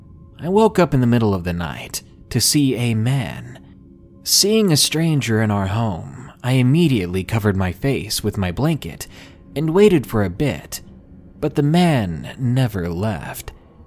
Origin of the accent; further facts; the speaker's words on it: Arkansas, United States; I'm from the South, Arkansas to be exact.